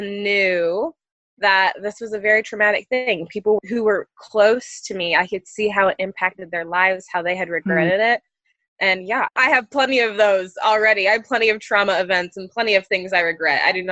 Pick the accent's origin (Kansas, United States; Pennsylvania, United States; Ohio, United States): Ohio, United States; also born or lived in Texas; I was born in Texas. My mom didn't want me to live in a city. She wanted me to be raised in a small, rural, safer town. So we moved to Ohio, where she was originally from